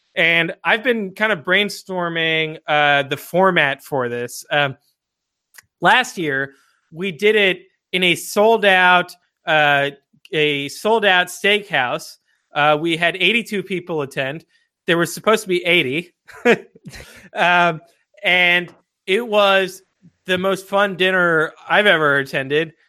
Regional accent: Texas, United States; I grew up in Texas

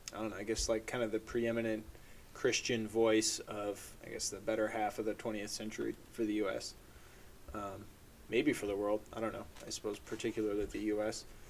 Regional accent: Chicago suburbs, Illinois, United States; I'm from the Chicago suburbs

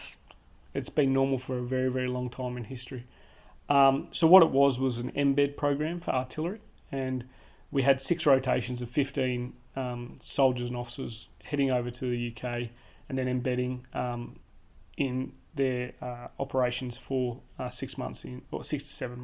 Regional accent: Tasmania, Australia; moved away as an adult; also born or lived in Townsville; now in Canberra, Australia; I come from Tasmania

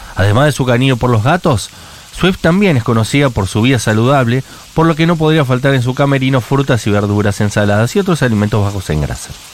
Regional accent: Buenos Aires, Argentina; yo, por ejemplo, nací a dos cuadras de mi casa, donde vivo ahora, en San Cristóbal

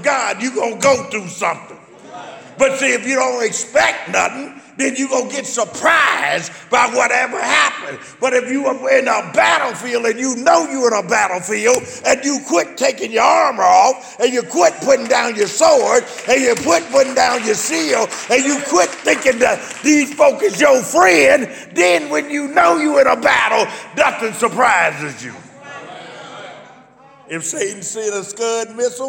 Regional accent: United States; I knew I was an American

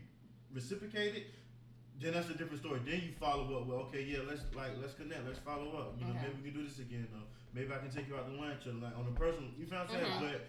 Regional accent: Northern Virginia, United States; moved away; originally from the East Coast, North of Virginia

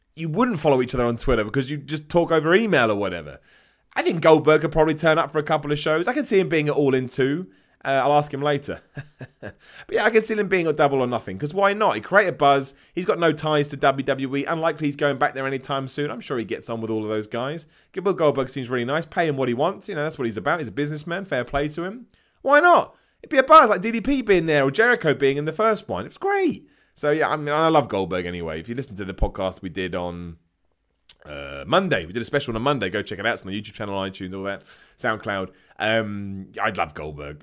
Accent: United Kingdom; I'm from Britain

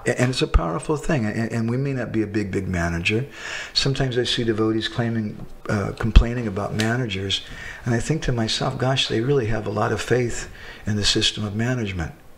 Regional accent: United States

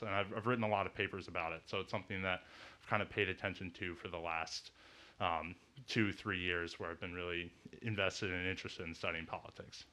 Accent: Saint Paul, Minnesota, United States; also born or lived in New York City; I'm from Saint Paul, Minnesota

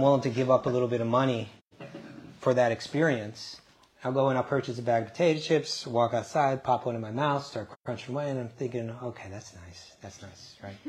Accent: New York, United States; I grew up just outside of New York City.

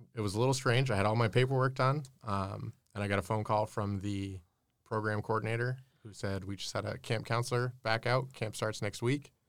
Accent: Keene, New Hampshire, United States; moved away as an adult; also born or lived in Lincoln, New Hampshire; now in Concord, United States; I was born and raised in Keene.

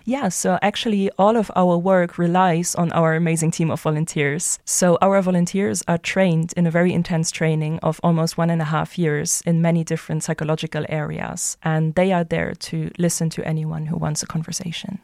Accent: Luxembourg; also born or lived in Germany; I'm originally from Luxembourg, so I also grew up here

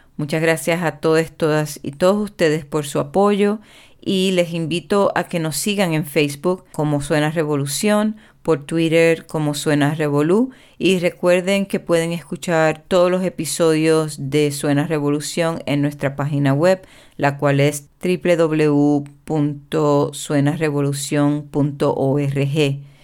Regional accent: Puerto Rico; now in Canada; soy de la isla

